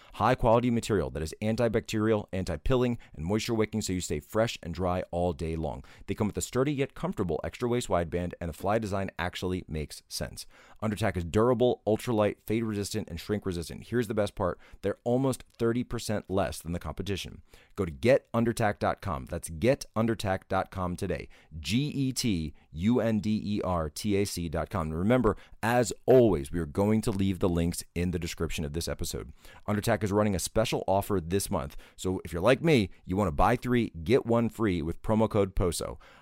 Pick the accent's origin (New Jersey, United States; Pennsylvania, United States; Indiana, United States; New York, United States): Pennsylvania, United States; Pennsylvania, my home state